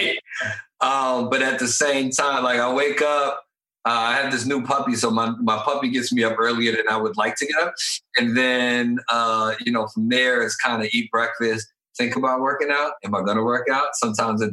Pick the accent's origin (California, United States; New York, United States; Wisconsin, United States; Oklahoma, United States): New York, United States; New York City; moved away as an adult; also born or lived in Maryland / Atlanta; I'm from the Bronx, New York